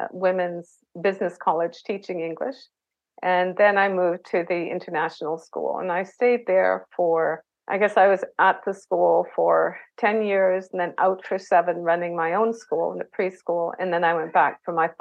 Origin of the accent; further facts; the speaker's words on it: Nova Scotia, Canada; moved away as an adult; also born or lived in New Brunswick, Canada; now in Japan; I was born in New Brunswick, Canada, but I spent most of my childhood in Nova Scotia